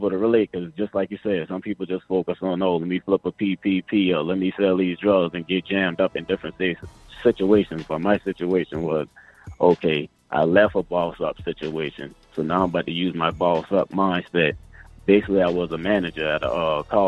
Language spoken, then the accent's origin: English; Charleston, South Carolina, United States; moved away as an adult; now in Atlanta, United States; Charleston, South Carolina.